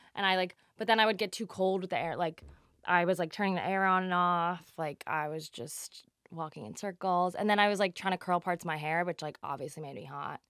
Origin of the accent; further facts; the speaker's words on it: New Jersey, United States; I'm from Jersey